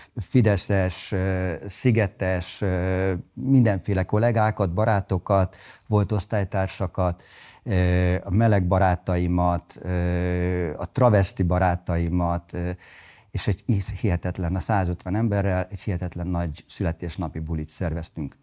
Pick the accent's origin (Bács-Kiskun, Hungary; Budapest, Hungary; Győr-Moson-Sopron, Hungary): Budapest, Hungary; also born or lived in Sopron; Én budapestiként tanultam Sopronban.